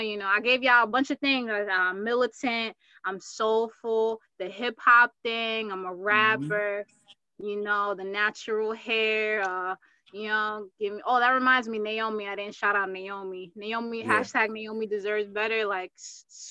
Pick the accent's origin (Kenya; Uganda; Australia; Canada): Uganda; moved away; I'm from Uganda